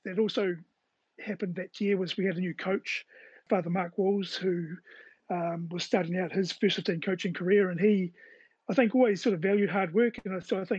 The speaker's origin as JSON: {"language": "English", "town": "Lower Hutt", "region": "Wellington", "country": "New Zealand", "tie": "born or raised there", "said": "We grew up in Woburn, so we were really close to the Hutt Rec"}